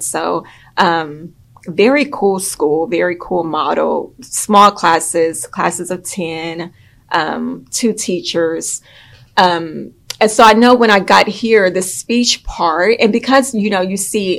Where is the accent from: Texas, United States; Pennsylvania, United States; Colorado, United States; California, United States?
Texas, United States; Houston; I grew up in Houston, Texas, native Houstonian.